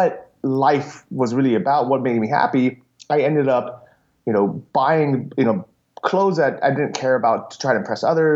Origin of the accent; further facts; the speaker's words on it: San Francisco, California, United States; also born or lived in Los Angeles / Thailand; I grew up in San Francisco